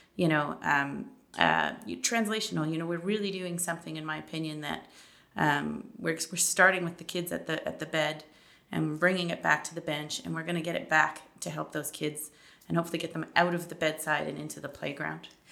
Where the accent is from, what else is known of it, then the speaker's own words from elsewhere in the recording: Toronto, Ontario, Canada; moved away as an adult; now in Manitoba, Canada; I'm actually originally from Toronto.